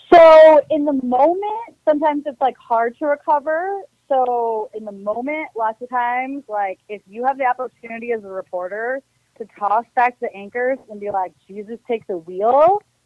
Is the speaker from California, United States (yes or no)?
no; Milwaukee, Wisconsin, United States; moved away as an adult; also born or lived in Missouri; now in El Paso, United States; i'm from Milwaukee, Wisconsin. So I'm born and raised in the beer drinking, cheese eating capital of the world